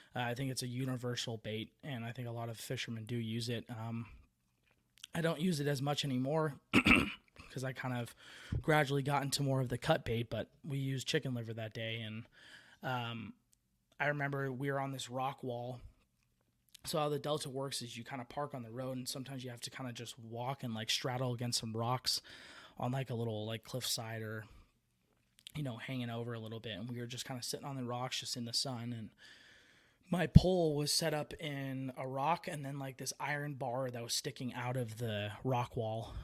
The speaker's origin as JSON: {"language": "English", "area": "Bay Area", "region": "California", "country": "United States", "also_born_or_lived": "Tracy, California", "moved": "yes", "said": "I'm originally from the Bay Area"}